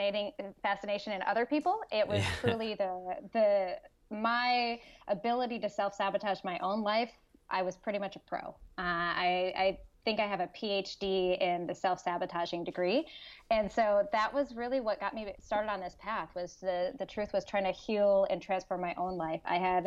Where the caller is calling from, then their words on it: California, United States; Northern California. So just north of Sacramento, a little bit in between what I say Sacramento and Lake Tahoe.